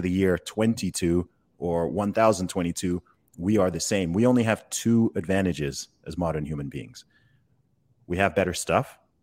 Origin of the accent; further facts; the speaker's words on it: England, United Kingdom; I, I'm from England